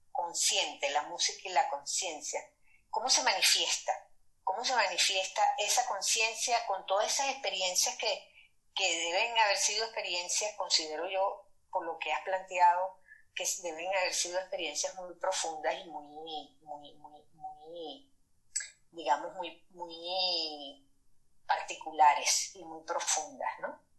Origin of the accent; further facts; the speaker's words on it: Maracaibo, Zulia, Venezuela; now in Spain; yo soy de Maracaibo, Estado Zulia. Ah, eres maracucha. Soy maracucha, sí señor.